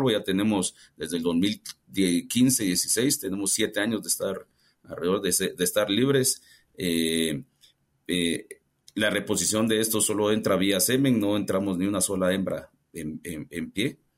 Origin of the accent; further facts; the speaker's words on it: Guatemala; siendo guatemalteco, pues no, no, había tenido la oportunidad de trabajar en, en esta corporación.